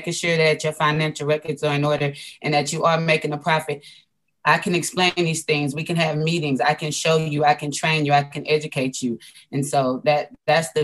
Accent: Houston, Texas, United States; I'm from Houston, Texas

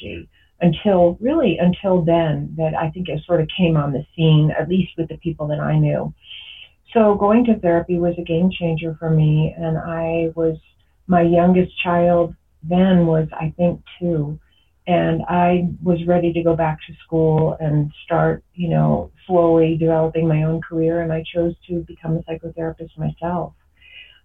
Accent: New Jersey, United States; I grew up in New Jersey, and I grew up kind of in a suburban town.

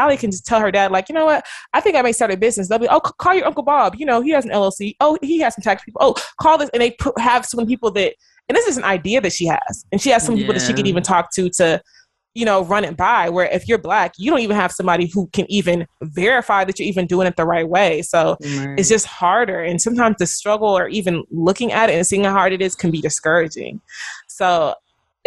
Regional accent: Nigeria; now in United States; being Nigerian

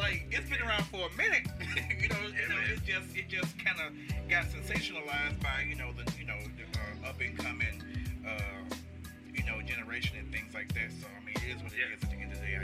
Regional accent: Chicago, Illinois, United States; I grew up in Chicago.

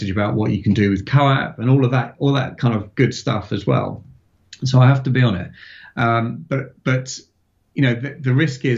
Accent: Farnborough, South East England, United Kingdom; having grown up in that sort of 80s into 90s and seeing them fly into my hometown of Farnborough

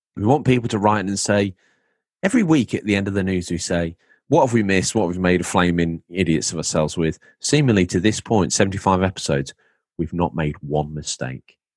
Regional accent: England, United Kingdom; now in New York, United States

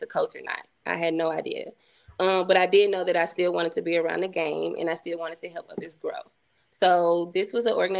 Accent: Coldwater, United States; moved away; I'm from Coldwater. I'm from this same town

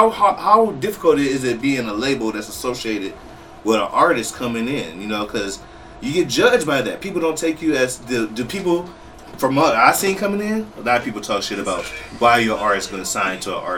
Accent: Toledo, Ohio, United States; I'm from Toledo, Ohio.

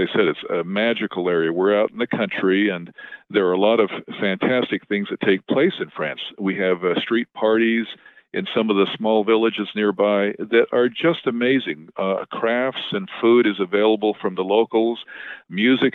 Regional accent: Utah, United States; now in California, United States; I grew up in Utah

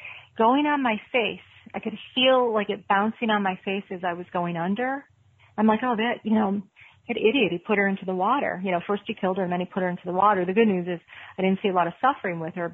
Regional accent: Buffalo, New York, United States; I'm from Buffalo.

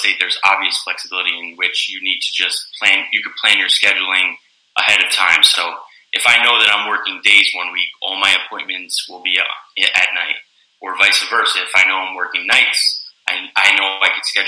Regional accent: Wood-Ridge, New Jersey, United States; I'm born and raised in North Jersey, Bergen County

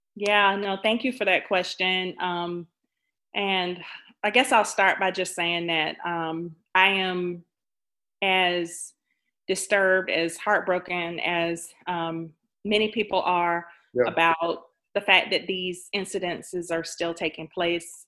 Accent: Jacksonville, Florida, United States; I am from Jacksonville

